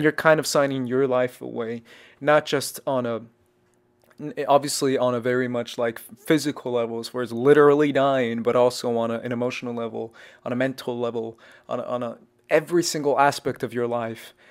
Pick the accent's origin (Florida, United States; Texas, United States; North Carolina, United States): Texas, United States; also born or lived in Arizona / Mexico; I grew up in Texas